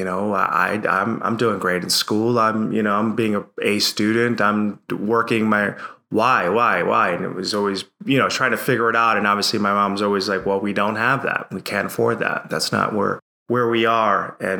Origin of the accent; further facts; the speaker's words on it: Bridgeport, Connecticut, United States; I grew up in a city called Bridgeport, Connecticut. For those of you who know the Northeast, it's the metro area. It's close to Philly, New York City, in inner city in Connecticut.